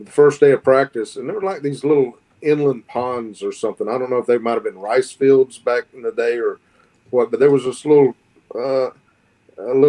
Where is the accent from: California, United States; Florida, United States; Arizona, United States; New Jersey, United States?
Florida, United States; Northern; growing up in Northern Florida is unique from growing up anywhere else